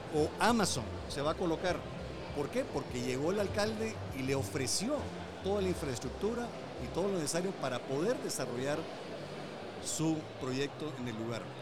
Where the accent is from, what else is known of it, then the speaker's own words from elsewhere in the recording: Guatemala; nosotros mismos como guatemaltecos